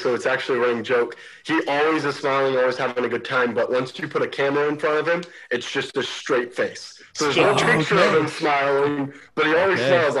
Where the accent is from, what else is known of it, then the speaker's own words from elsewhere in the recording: Albany, Oregon, United States; moved away; So I grew up in Albany, Oregon at Harvest Baptist Church. My parents were the youth pastor for 19 years there. So I grew up in church my whole life.